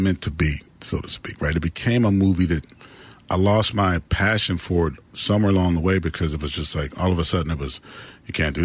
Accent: Pittsburgh, Pennsylvania, United States; I'm from Pittsburgh, Pennsylvania. I grew up in the projects and the hill

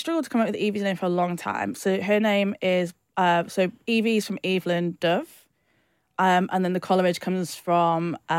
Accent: the Northwest, North West England, United Kingdom; now in London, United Kingdom; because obviously I grew up in the Northwest in like a town where there just weren't that many black people.

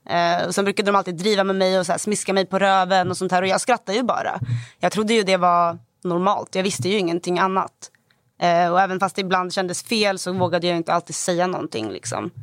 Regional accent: Stockholm, Stockholm County, Sweden; Vilken jag växte stad? upp i Hagsätra i Stockholm.

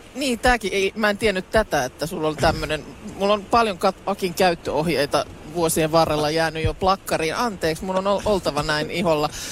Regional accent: Lahti, Päijät-Häme, Finland; olen itse Lahesta kotoisin ja sillä lailla sellaisesta aika niinku jotenkin murteettomalta alueelta

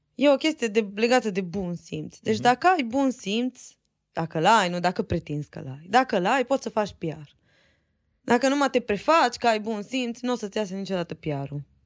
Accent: Romania; noi suntem din România

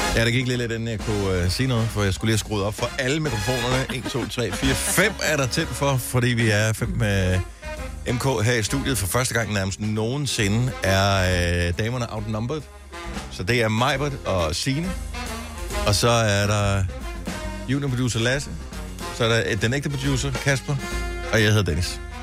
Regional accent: Denmark; also born or lived in Funen; now in Zealand, Denmark; jeg er jo fra Jylland oprindeligt

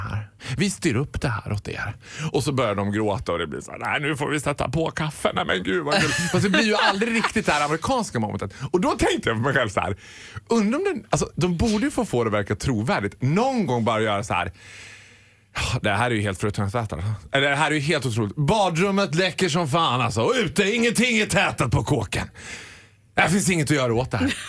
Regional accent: Borlänge, Dalarna County, Sweden; also born or lived in London; Jag är från Borlänge

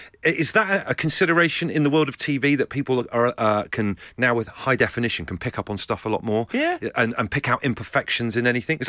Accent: Bristol, South West England, United Kingdom; now in London, United Kingdom; I came to London from Bristol, so it's a bit more calmer pace over there.

